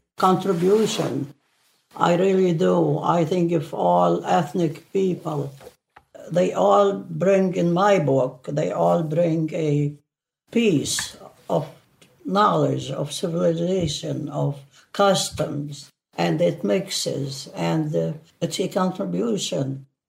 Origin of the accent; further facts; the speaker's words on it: Beit Shbat, Syria; moved away as an adult; now in Fort Wayne, United States; I came from a small town. I don't think anybody even in Syria heard about it. It's a very small town. It's called Beit Shbat.